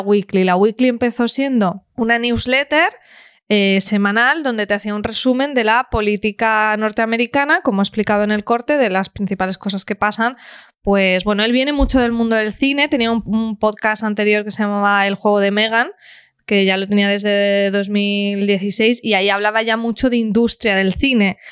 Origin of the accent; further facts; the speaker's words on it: Alcoy, Valencian Community, Spain; mi pueblo, de Alcoy